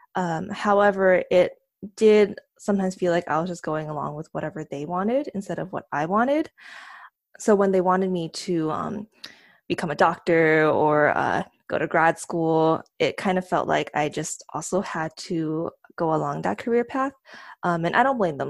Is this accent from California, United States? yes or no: yes; San Diego, California, United States; moved away as an adult; now in South Bay, United States; right now I live in South Bay, but, um, I grew up in San Diego